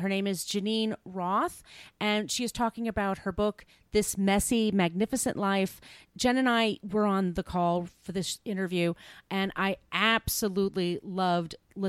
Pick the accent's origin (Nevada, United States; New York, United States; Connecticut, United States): New York, United States; if you're an impatient person like I am and a New Yorker